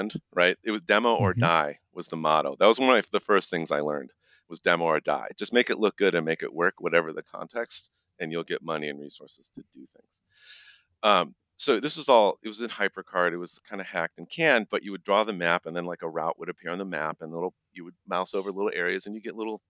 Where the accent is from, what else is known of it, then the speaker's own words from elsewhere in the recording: Midwest, United States; moved away; I'm originally from the Midwest